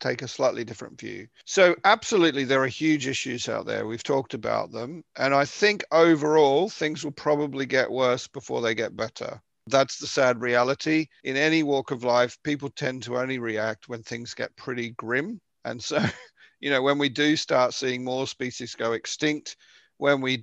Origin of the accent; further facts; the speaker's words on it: Victoria, Australia; moved away; the coast in Victoria, where I'm from